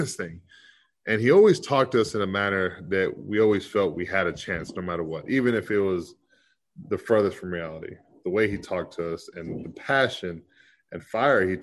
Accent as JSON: {"language": "English", "region": "Texas", "country": "United States", "tie": "born or raised there"}